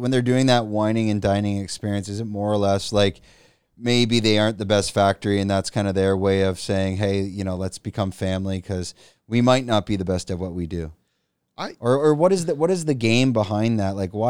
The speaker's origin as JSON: {"language": "English", "country": "Canada", "said": "And what the, but as Canadian, like Canadians, no, I'm joking. we're used to drinking whiskey or, you know, dark liquors and that."}